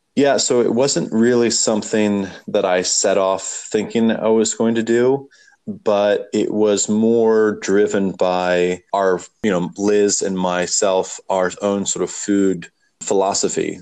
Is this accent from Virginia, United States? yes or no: yes; Warrenton, Virginia, United States; also born or lived in Charlottesville; we moved back to my hometown